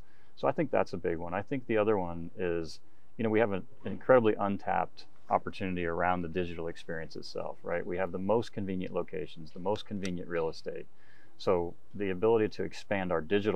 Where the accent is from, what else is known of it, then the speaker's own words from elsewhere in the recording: United States; as an American